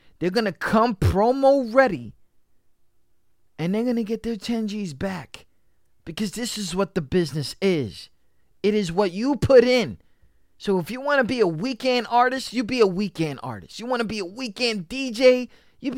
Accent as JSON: {"language": "English", "region": "New York", "country": "United States", "tie": "born or raised there", "said": "I was raised in New York. I was raised in this state of a union"}